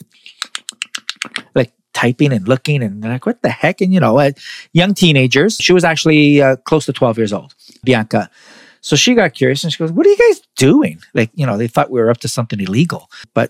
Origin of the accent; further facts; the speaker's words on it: Toronto, Ontario, Canada; I'm from Toronto